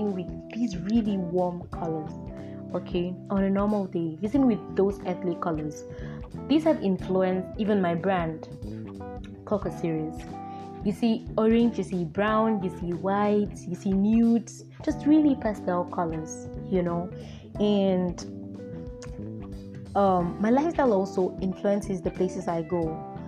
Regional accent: Akwa Ibom, Nigeria; I am a Nigerian. I come from Akwa Ibom State

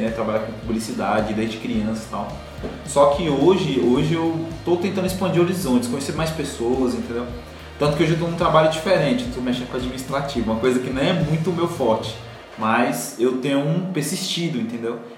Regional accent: Rio Grande do Sul, Brazil; Então, cara, eu vim do Rio Grande do Sul, né? Sou gaúcho, sofri muito no Otomar por causa disso.

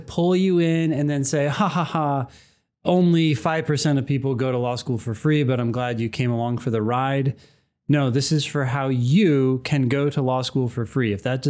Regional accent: Midwest, United States; I am from the Midwest, so I would love the change of scenery.

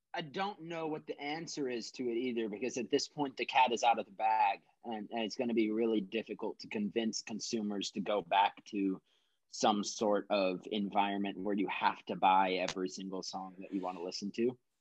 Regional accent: Texas, United States; moved away as an adult; also born or lived in Minnesota; this was all down in Texas. And then I moved from Texas to Minnesota to come up to college

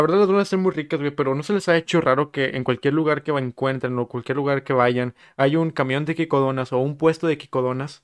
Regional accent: Monterrey, Nuevo León, Mexico; soy regio y así hablamos y comemos carne asada todos los fines de semana

